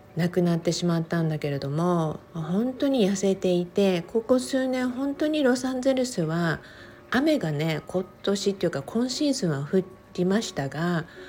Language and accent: Japanese; Okinawa, Japan; 沖縄生まれ沖縄育ち